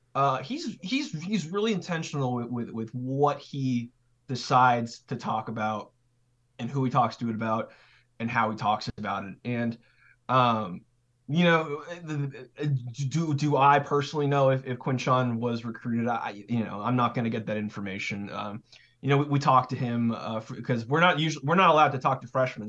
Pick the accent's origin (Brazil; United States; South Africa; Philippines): United States; California; moved away; also born or lived in Idaho / Wyoming / Boise; I'm from California, so, and, but I lived in, like, Mountain West territory, so, like, Idaho, Wyoming